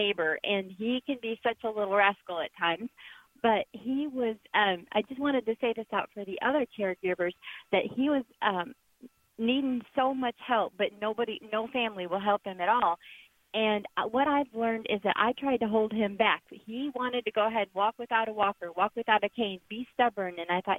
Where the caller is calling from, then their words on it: Texas, United States; I'm calling you from Texas.